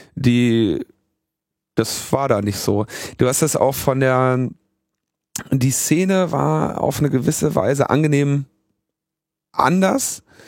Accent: Berlin, Germany; wo kommst du her? Ja, Berlin

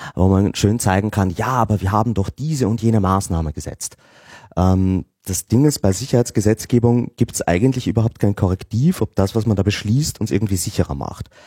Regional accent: Austria; als Österreicher

